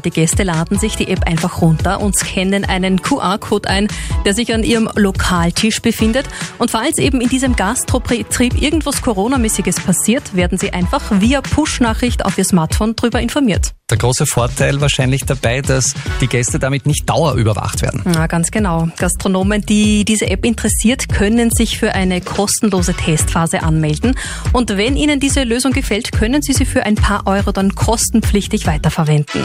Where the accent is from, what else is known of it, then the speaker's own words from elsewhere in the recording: Austria; bei uns in Österreich